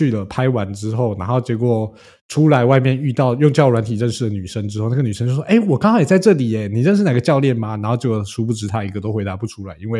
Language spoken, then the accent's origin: Chinese; China; 其实我是中国人，我挺饿。